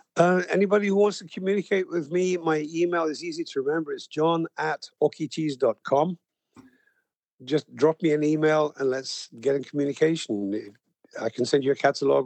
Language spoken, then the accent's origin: English; United Kingdom; I'm British